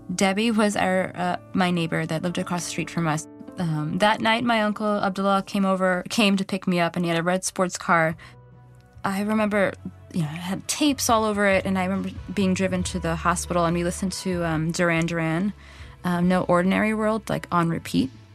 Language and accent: English; New York City, New York, United States; I grew up in Flushing in Queens